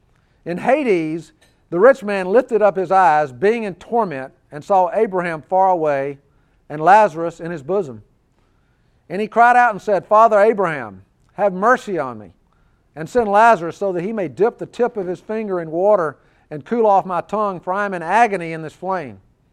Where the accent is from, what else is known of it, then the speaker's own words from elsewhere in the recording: Birmingham, Alabama, United States; I was raised here in Birmingham. I was raised in the church.